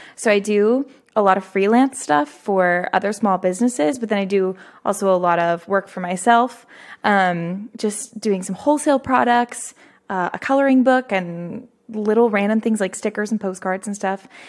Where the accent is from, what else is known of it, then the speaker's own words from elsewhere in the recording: Fredericksburg, Texas, United States; Fredericksburg, which is my hometown